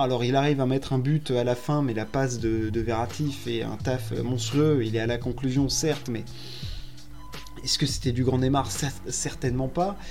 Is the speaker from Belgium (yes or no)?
no; Paris, Île-de-France, France; je suis parisien